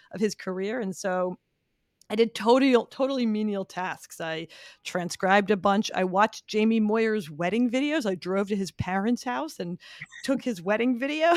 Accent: Philadelphia, Pennsylvania, United States; I grew up in Philly

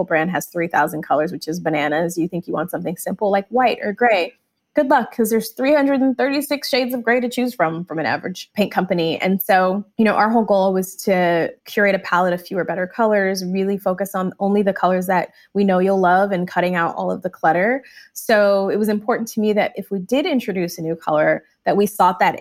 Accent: Michigan, United States; I grew up in Michigan

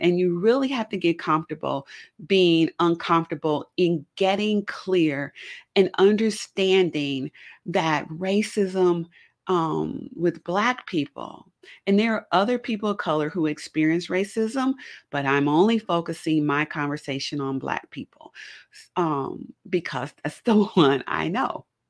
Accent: Kansas City, Missouri, United States; also born or lived in Chicagoland area, Illinois; now in Chicago area, United States; I'm not originally from Chicago. I'm from Kansas City, Missouri. I grew up in the city.

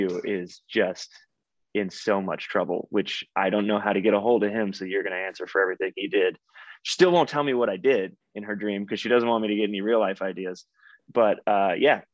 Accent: Texas, United States; I grew up in Texas

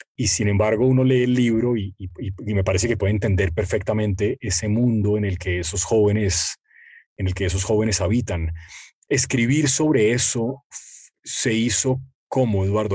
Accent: Colombia; yo no soy argentino, sino colombiano

